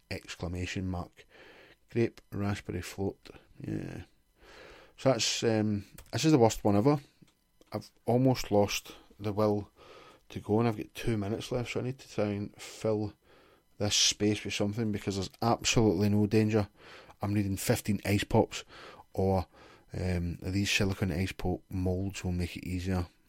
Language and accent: English; Glasgow, Scotland, United Kingdom; I'm from Glasgow